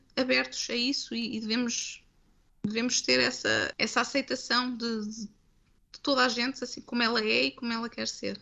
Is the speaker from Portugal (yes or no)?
yes; Coimbra, Centro, Portugal; moved away; eu nasci em Coimbra, nasci cresci em Coimbra